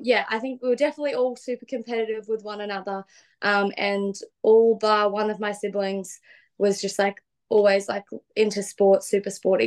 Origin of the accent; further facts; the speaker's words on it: Gold Coast, Queensland, Australia; we grew up in the Gold Coast hinterland um, in a place called Binnaburra.